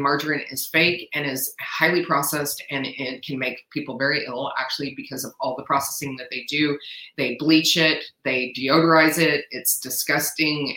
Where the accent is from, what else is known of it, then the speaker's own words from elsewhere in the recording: San Antonio, Texas, United States; I was born and raised in San Antonio, Texas